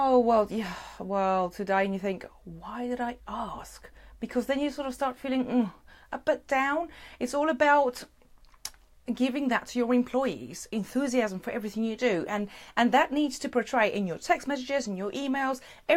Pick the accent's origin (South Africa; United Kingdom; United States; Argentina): South Africa; moved away; Originally, I'm from South Africa